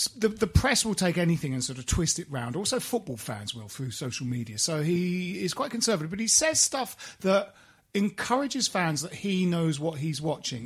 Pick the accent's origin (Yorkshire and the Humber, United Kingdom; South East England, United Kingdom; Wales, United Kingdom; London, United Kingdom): South East England, United Kingdom; Kent; we grew up in Kent, and we're West Ham fans